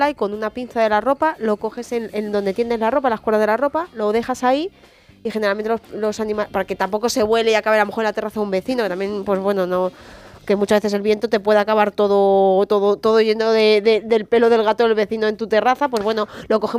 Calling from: Granada, Andalusia, Spain; Hola, buenas tardes … de Granada, ¿cómo estáis?

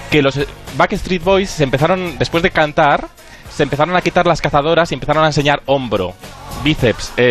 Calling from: Salamanca, Castile and León, Spain; hola Julia, os escucho todos los días, eh, escribo desde Salamanca.

